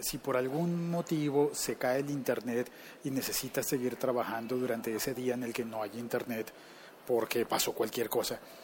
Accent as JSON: {"language": "Spanish", "country": "Colombia", "said": "una compañía que está en mi país"}